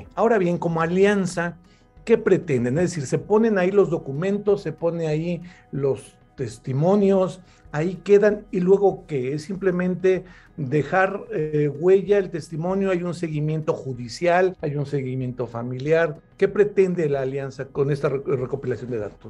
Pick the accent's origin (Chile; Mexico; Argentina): Mexico; en mi país, en México